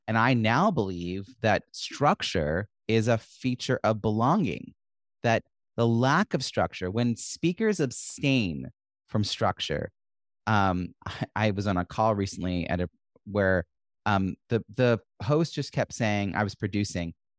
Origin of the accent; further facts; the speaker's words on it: New York, United States; I'm raised New Yorker